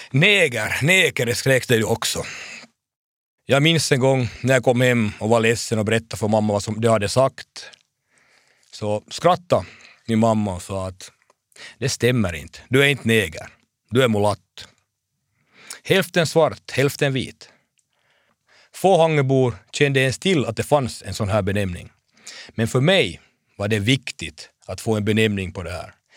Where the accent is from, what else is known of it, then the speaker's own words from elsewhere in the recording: Hanko, Uusimaa, Finland; min hemstad